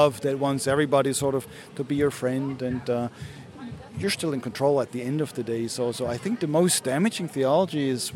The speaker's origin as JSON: {"language": "English", "country": "Germany", "tie": "born or raised there", "moved": "yes", "said": "I grew up in Germany"}